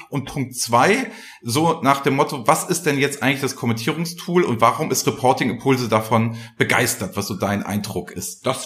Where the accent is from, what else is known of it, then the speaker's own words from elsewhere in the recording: Flensburg, Schleswig-Holstein, Germany; born there; now in Hamburg, Germany; ich bin ja gebürtiger Flensburger und wohne ja jetzt in Hamburg